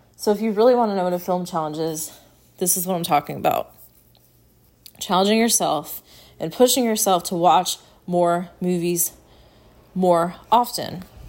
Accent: United States; As an American

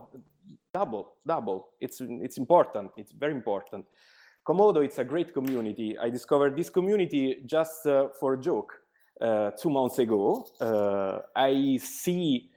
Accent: Italy; English is a second language; I'm from Italy.

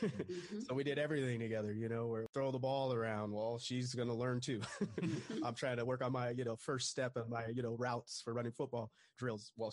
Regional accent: Orange County, California, United States; I grew up in Orange County, and Orange County near Disneyland

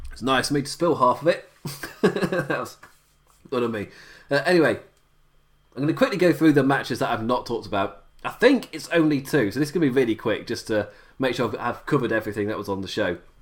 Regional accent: England, United Kingdom; I am being English and I operate on English time

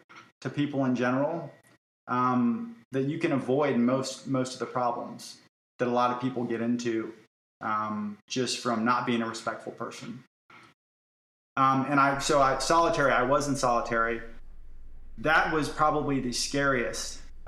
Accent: Florida, United States; I'm from Florida

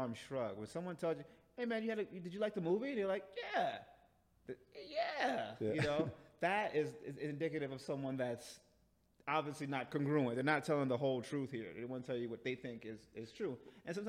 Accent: New York City, New York, United States; I'm from LES, baby. Let's go. Lower East Side all day.

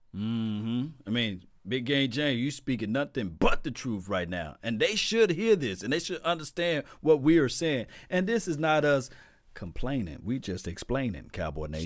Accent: Natchez, Mississippi, United States; I'm from Natchez, Mississippi

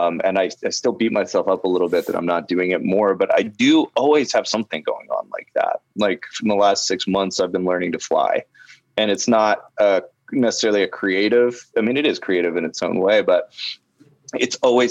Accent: Canada; now in Los Angeles, United States; I'm Canadian, so I couldn't work in Los Angeles.

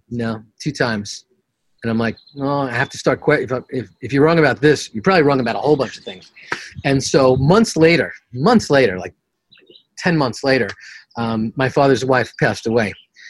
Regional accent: New York City, New York, United States; I'm from Queens, the extremist

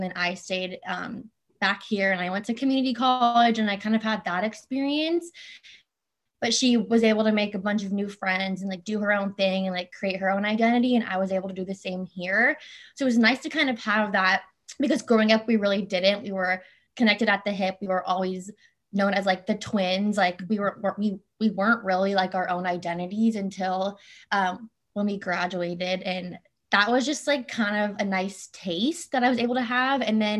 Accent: Orange County, California, United States; also born or lived in Torrance, California; So I was born and raised in Torrance, California. That's where my parents are from. My dad worked as a firefighter in Torrance for 35 years, but we moved to Orange County when me and my twin sister were 9 months old. And I've been here ever since.

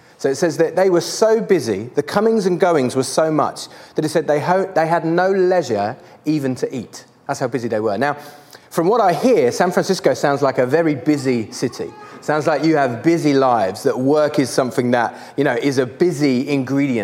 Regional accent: Canterbury, South East England, United Kingdom; I am from Canterbury in England.

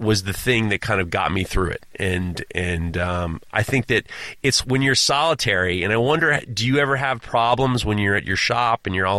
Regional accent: New York City, New York, United States; growing up in New York City by myself, basically my parents were divorced.

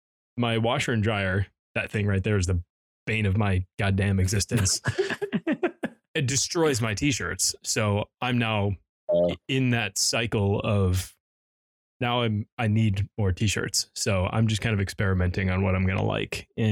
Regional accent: Chicago, Illinois, United States; Growing up in Chicago, the fact that you think 50 degrees is cold now is just pain.

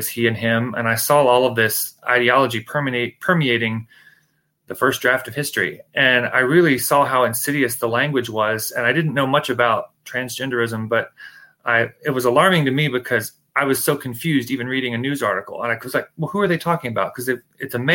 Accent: Shenandoah Valley, Virginia, United States; now in Washington, D.C. area, United States; Born and raised in the Shenandoah Valley of Virginia

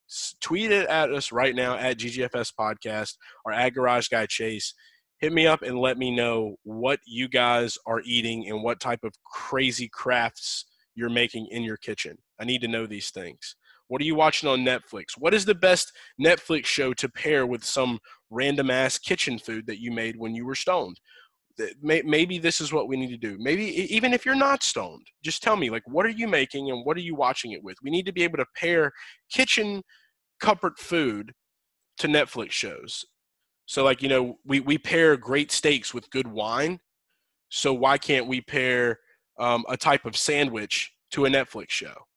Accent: Louisiana, United States; I'm from Louisiana. I've got family in Louisiana

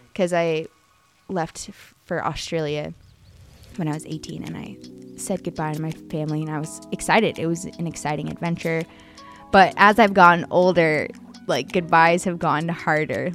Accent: Arizona, United States; now in Prague, Czech Republic; so I grew up in Arizona

